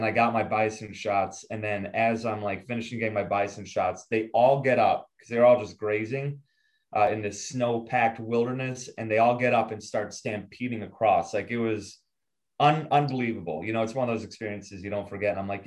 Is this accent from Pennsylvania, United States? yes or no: no; Buffalo, New York, United States; I'm from Buffalo